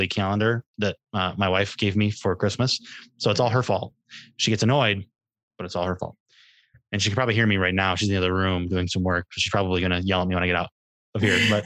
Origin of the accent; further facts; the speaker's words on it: Michigan, United States; my home state of Michigan